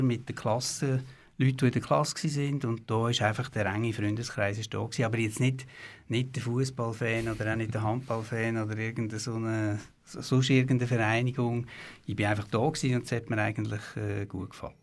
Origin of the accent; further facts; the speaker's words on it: Buchs, Aargau, Switzerland; also born or lived in Aarau / St. Gallen; Ich habe Jahrgang 65, bin in Buchs aufgewachsen, nachher äh, in Buchs in die Schule, dann hier in Aarau in Kante.